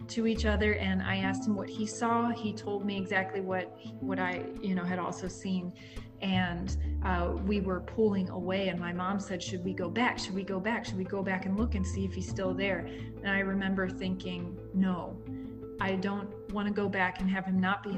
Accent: Maryland, United States; moved away; also born or lived in Chicago; when I was a kid, I grew up in Maryland.

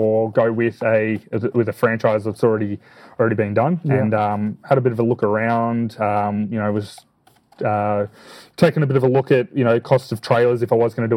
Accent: Chelsea, Victoria, Australia; I'm from Chelsea in Victoria.

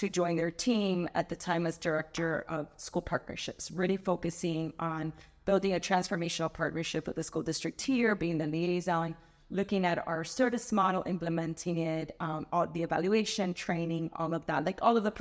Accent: Miami, Florida, United States; I am a very proud Miami native. I was born and raised here in Miami. I've never lived anywhere else

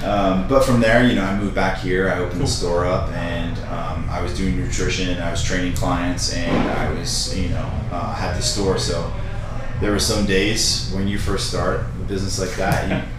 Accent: Rhode Island, United States; also born or lived in Tennessee; now in Nashville, United States; Not originally. I'm originally from Rhode Island.

